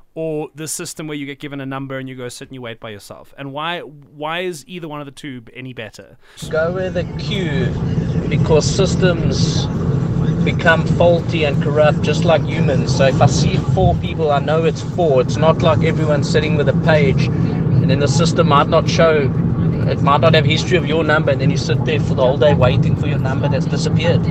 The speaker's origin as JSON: {"language": "English", "country": "South Africa", "said": "being a South African"}